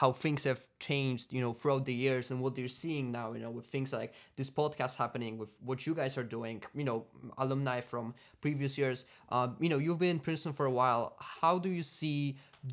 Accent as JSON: {"language": "English", "country": "Poland", "moved": "as an adult", "lives_now": "United States", "said": "I'm from Poland"}